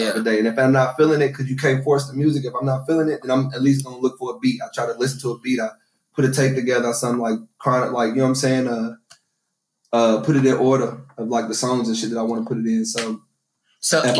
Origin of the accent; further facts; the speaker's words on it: Louisville, Kentucky, United States; also born or lived in Shively, Kentucky; I was a Shively nigga. When I got to high school, we moved from the West End. I got about 2 years in the Shively